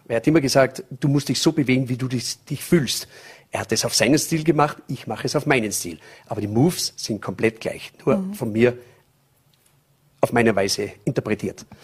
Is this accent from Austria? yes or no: yes; St. Michael im Lungau, Salzburg, Austria; also born or lived in California / Las Vegas; aktuell in St. Michael im Lungau, das ist Salzburger Land. Da bin ich auch geboren